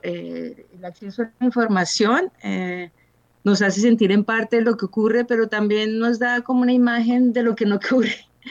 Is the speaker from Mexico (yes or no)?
no; Colombia; moved away as an adult; also born or lived in Cairo, Egypt / Barcelona, Spain; now in Linz, Austria; Hace 25 años salí de Colombia